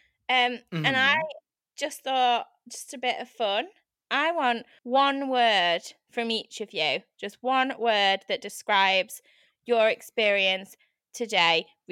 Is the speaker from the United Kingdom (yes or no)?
yes; United Kingdom; I'm too British to do this.